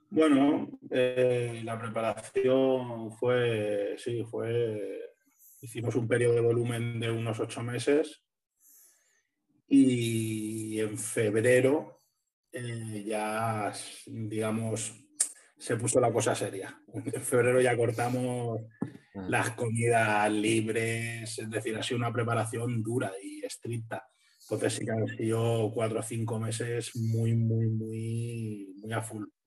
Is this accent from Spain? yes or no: yes; Alicante, Valencian Community, Spain; yo soy de Alicante